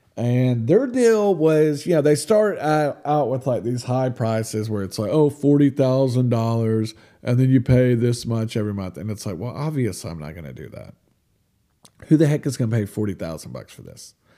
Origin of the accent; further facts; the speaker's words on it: United States; I'm American.